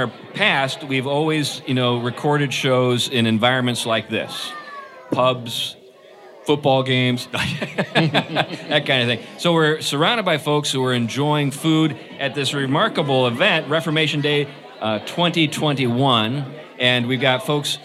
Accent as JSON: {"language": "English", "region": "New England", "country": "United States", "said": "I'm from New England"}